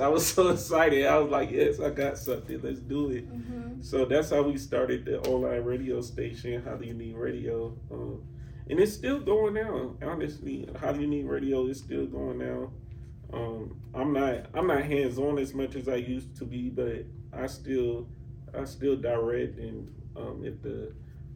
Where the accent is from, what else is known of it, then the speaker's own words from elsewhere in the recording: Atlanta, Georgia, United States; I'm from here